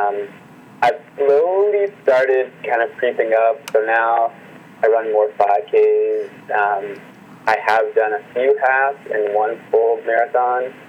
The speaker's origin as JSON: {"language": "English", "town": "Detroit", "region": "Michigan", "country": "United States", "also_born_or_lived": "Massachusetts", "moved": "as an adult", "lives_now": "San Francisco, United States", "said": "I am originally from Detroit, Michigan"}